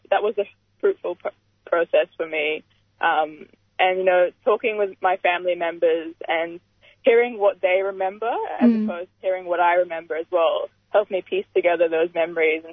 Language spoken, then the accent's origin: English; Brisbane, Queensland, Australia; also born or lived in Alexandria, Egypt; I was born in Egypt, in Alexandria, in the mid-90s, and we migrated to Brisbane, Australia, in early 2002